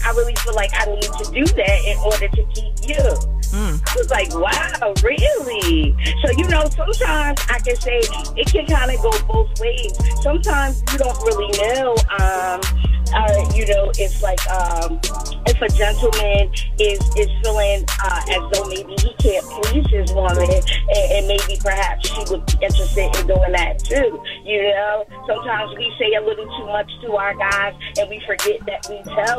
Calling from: Plainfield, New Jersey, United States; I'm calling from Plainfield, New Jersey.

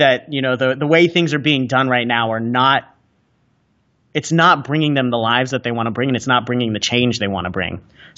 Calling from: San Diego, California, United States; So I'm coming to you guys from San Diego, California right now.

